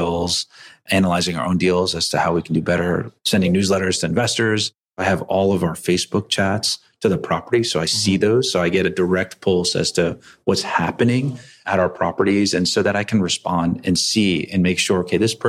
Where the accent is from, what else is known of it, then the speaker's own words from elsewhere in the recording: East Coast, United States; I grew up in the East Coast